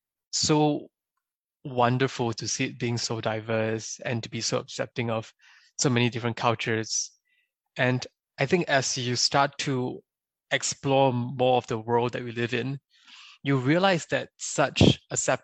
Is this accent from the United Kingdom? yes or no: no; Singapore; moved away as an adult; also born or lived in China; now in United States; I was born and raised in Singapore, did my undergrad in China, and then afterwards came to the US for my MBA